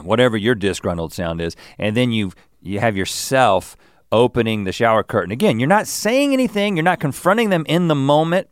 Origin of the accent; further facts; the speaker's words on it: United States; I'm an American, and I guess I shower in a particular American way